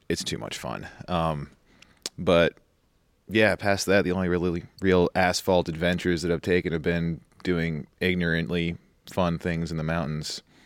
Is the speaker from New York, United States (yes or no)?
yes; New York, United States; moved away as an adult; born and raised in New York, went to U of R